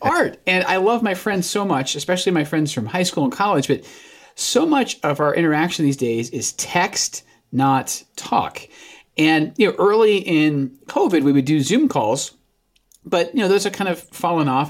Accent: Scotland, United Kingdom; moved away as an adult; now in United States; got exported from America to Scotland where I grew up

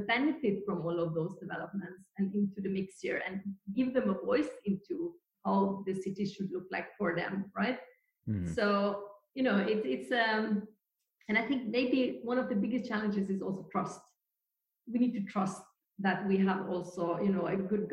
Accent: Norway; I'm from Norway

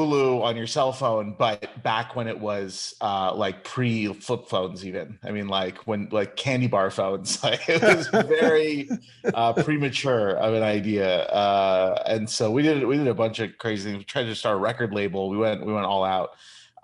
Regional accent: Seattle, Washington, United States; also born or lived in Chicago, Illinois; I grew up in Seattle

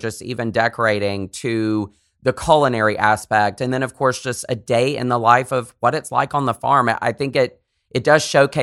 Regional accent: the South, United States; accent: Southern; my Southern accent

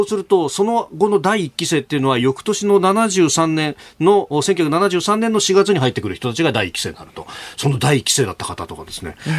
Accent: Yokosuka, Kanagawa, Japan; 私なんか横須賀だったんで

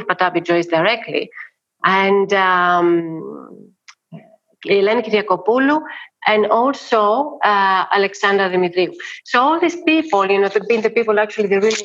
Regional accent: Athens, Attica, Greece; I'm not from Crete. You know, I am from Athens. I've been born in Athens. I've been born in Plaka, under Acropolis.

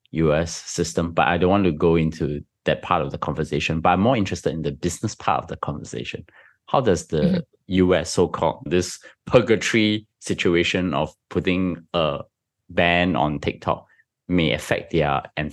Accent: Singapore; I'm Singaporean, come on.

